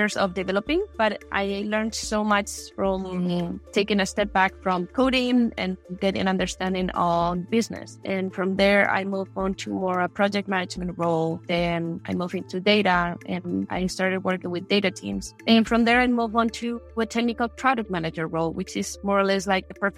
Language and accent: English; Madrid, Community of Madrid, Spain; also born or lived in Wisconsin; I grew up in Madrid, Spain